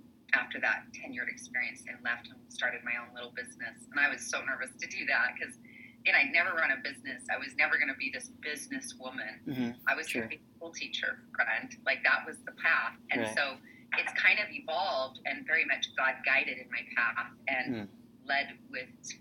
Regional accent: Salt Lake City, Utah, United States; I grew up here in Salt Lake City, Utah, where I'm based

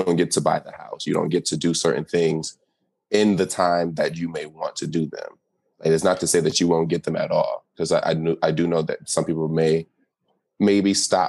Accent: United States; growing up in America

